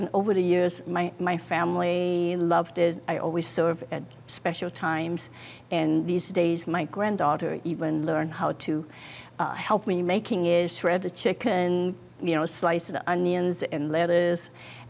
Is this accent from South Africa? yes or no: no; Taiwan; also born or lived in China; now in Naperville, United States; I was born in China, grew up in Taiwan, and I made a conscious choice to come to America.